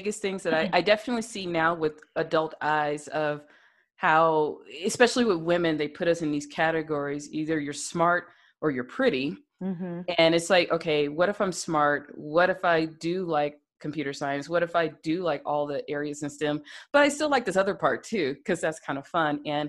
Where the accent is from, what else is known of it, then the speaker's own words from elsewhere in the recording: the South, United States; especially being a Black woman growing up in the South, and you grow up with the stigma, you have to go to college